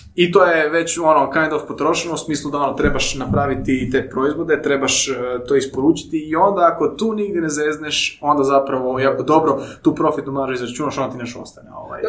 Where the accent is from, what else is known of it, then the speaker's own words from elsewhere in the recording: Croatia; rođeni smo ovdje u Hrvatskoj